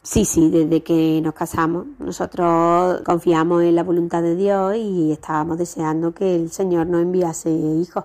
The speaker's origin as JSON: {"language": "Spanish", "town": "Córdoba", "region": "Andalusia", "country": "Spain", "said": "ahora mismo ya estamos viviendo en Córdoba, yo soy de Córdoba"}